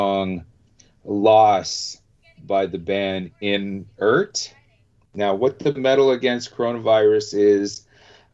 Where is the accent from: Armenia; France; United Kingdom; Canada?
Canada; being Canadian